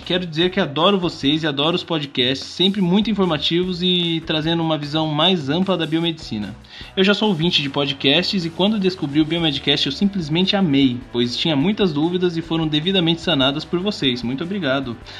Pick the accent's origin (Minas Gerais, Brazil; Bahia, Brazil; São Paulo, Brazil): São Paulo, Brazil; Sorocaba; Minha conterrânea, finalmente alguém daqui, né, da, da terrinha